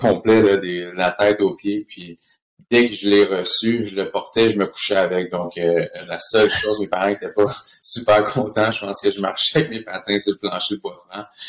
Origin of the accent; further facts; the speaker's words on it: Villemontel?, Quebec, Canada; moved away as an adult; also born or lived in Switzerland; j'ai grandi dans un espèce de duplex à ville le monde